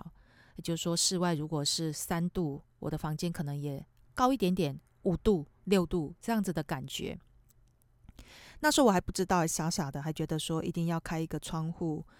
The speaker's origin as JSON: {"language": "Chinese", "country": "Taiwan", "moved": "as an adult", "lives_now": "Tokyo, Japan", "said": "因为我们台湾人嘛，"}